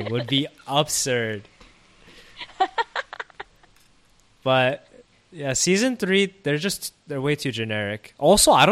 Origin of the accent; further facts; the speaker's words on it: United States; growing up in America